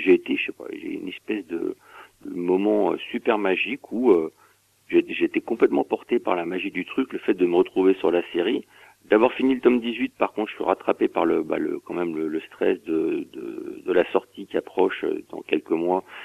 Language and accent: French; Saint-Denis, Île-de-France, France; je viens de Saint-Denis à 93